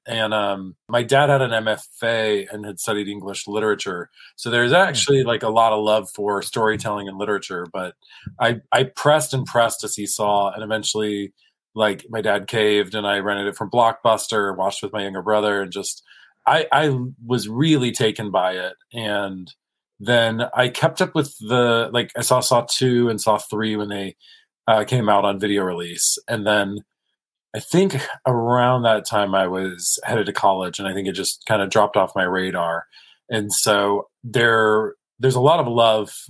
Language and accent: English; South Carolina and Kentucky, the American South, United States; moved away as an adult; now in Los Angeles, United States; born and raised in South Carolina and Kentucky.